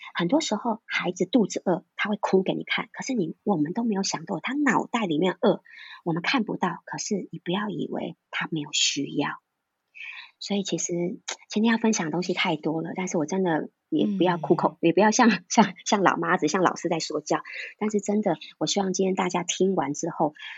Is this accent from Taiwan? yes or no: yes; Taiwan; 我们在台湾都不是每一个人会讲台语，我就是一个亲身例子